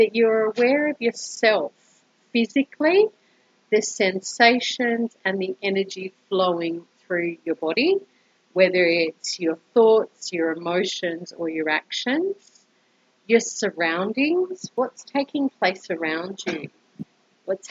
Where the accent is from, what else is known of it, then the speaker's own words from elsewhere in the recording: Brisbane, Queensland, Australia; moved away as an adult; now in Colombia; I am originally from Brisbane, Australia, and have been living in Colombia for almost 2 years now